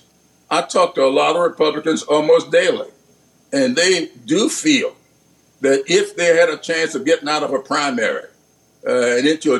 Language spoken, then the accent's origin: English; the South, United States; I grew up in the South, yes, but I grew up in a parsonage